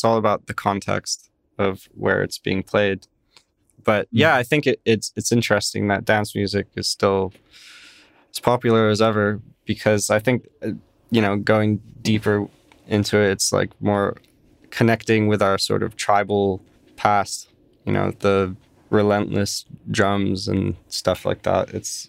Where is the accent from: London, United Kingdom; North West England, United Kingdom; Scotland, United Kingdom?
London, United Kingdom; born there; now in United States; I was born in London, yes, but I don't know. I don't know if I'd call myself British or call myself American.